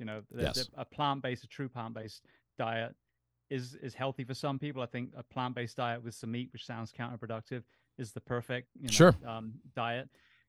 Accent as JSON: {"language": "English", "region": "England", "country": "United Kingdom", "tie": "born or raised there", "lives_now": "United States", "said": "I mean, I grew up in England."}